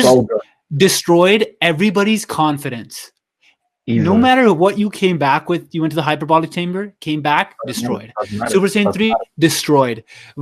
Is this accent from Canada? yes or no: yes; Canada; It started with, we're in Canada, right? Me and Manny, we're from Canada.